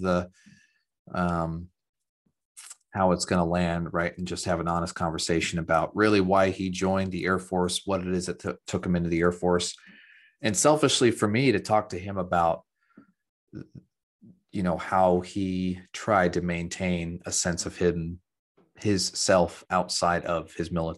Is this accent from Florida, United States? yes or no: no; Central Ohio, United States; I'm from Central Ohio and a Buckeye